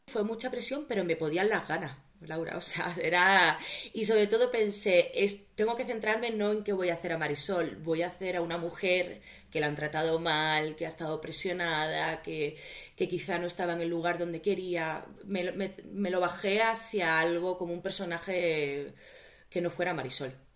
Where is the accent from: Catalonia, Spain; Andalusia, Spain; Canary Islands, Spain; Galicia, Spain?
Andalusia, Spain; Seville; moved away as an adult; now in Madrid, Spain; yo soy de Sevilla, pero mi madre es de Cádiz